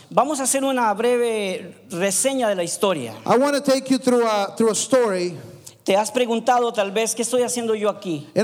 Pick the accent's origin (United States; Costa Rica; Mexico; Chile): Costa Rica; soy de Costa Rica, and I told them I'm from Costa Rica